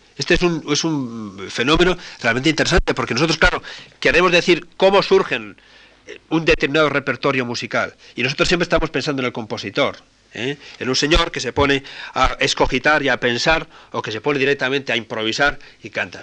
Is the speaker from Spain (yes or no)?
yes; Spain; cuando salimos fuera de España